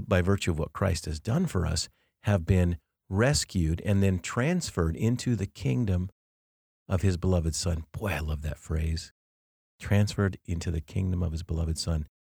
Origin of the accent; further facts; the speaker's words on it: Denver, Colorado, United States; I grew up in Denver.